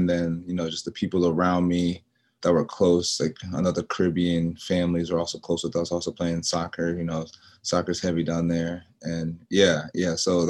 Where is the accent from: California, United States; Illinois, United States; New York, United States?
New York, United States; also born or lived in Charlotte, North Carolina / Rock Hill, South Carolina; now in Monterey, United States; My mom's from New York. I was born in New York.